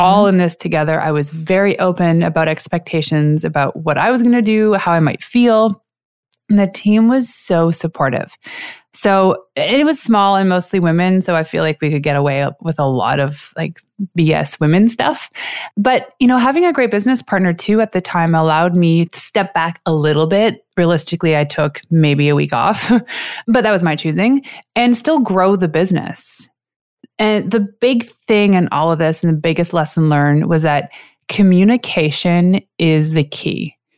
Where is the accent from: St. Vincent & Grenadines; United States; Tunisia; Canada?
Canada; I am a six-foot tall Canadian chocolate addict